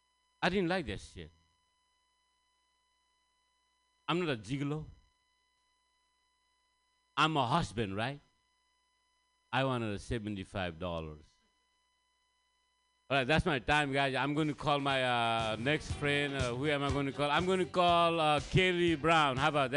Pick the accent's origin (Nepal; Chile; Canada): Nepal; English is a second language; guys. I'm from Nepal. Thank you. I'm here to learn some American English.